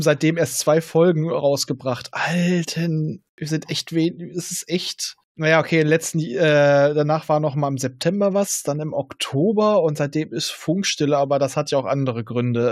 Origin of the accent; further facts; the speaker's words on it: Northern Germany, Germany; als Norddeutscher